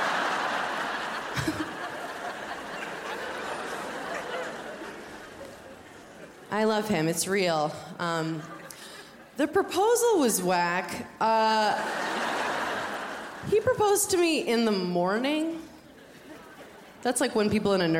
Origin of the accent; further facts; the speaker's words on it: New York, United States; I'm from New York